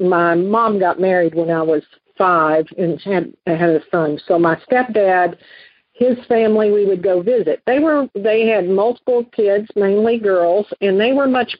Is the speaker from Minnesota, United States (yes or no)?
no; Western Kentucky, United States; I grew up in Western Kentucky in a very rural area